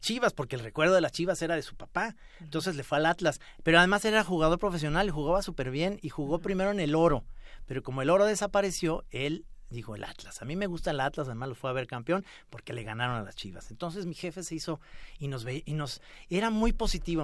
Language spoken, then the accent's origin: Spanish; Mexico; los mexicanos